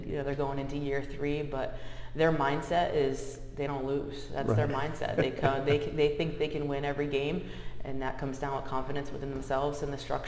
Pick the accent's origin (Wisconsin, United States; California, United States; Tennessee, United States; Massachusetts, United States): Massachusetts, United States; moved away as an adult; also born or lived in Ohio / Nevada; now in Arizona, United States; I grew up in Massachusetts, in a small town in Massachusetts